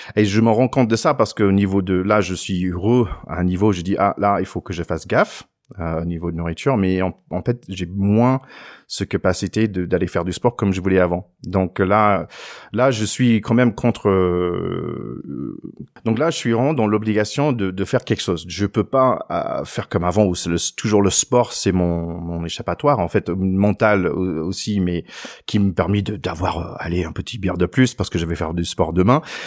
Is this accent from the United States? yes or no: yes; United States; moi en tant qu'Américain